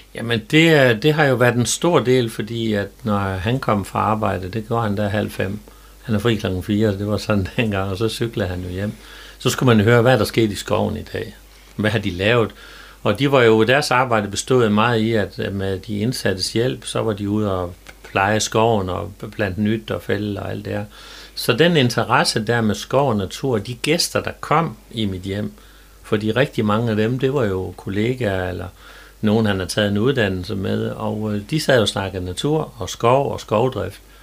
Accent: Jerup, North Denmark Region, Denmark; also born or lived in Skærum; jeg er født og opvokset øh, ikke ret langt her fra Strandby, nemlig i Jerup.

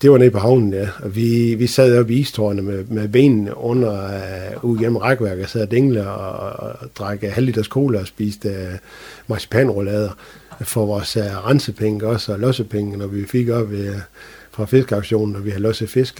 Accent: Strandby, North Denmark Region, Denmark; jeg er født og opvokset i Strandby

